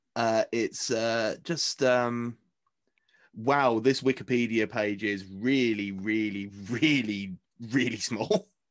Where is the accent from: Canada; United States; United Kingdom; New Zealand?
United Kingdom